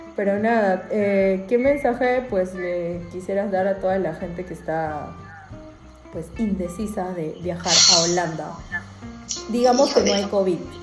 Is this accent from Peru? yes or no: yes; Peru; now in Europe; en mi país